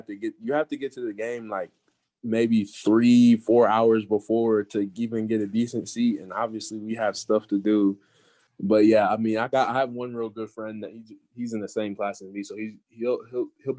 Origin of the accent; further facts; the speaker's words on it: Garland, Texas, United States; growing up in Garland in the Dallas area